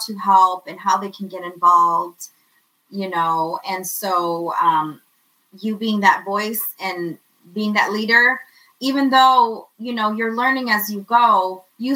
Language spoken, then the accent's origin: English; United States; We grew up in America.